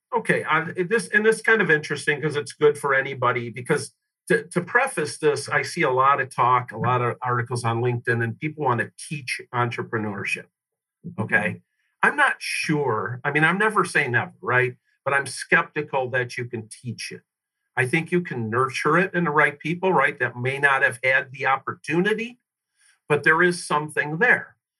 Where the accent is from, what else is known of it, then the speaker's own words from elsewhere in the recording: Detroit, Michigan, United States; I grew up uh, on the uh, west side of Detroit, suburbs there